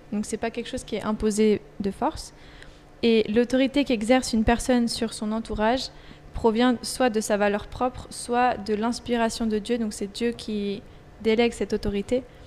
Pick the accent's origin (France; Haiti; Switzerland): Switzerland; je suis suisse